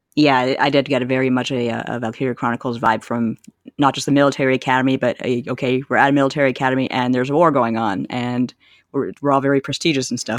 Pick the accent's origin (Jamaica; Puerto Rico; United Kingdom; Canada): Canada; growing up in Canada